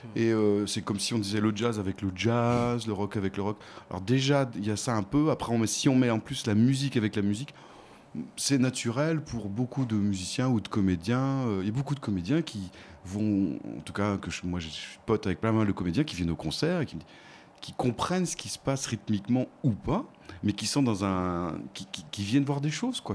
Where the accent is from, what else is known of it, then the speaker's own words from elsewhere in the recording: Nantes, Pays de la Loire, France; je suis nantais